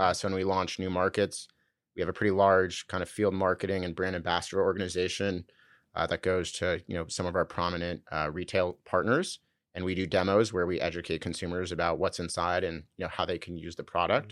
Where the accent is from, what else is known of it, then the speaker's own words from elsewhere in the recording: Southern California, United States; also born or lived in San Francisco; I grew up in Southern California.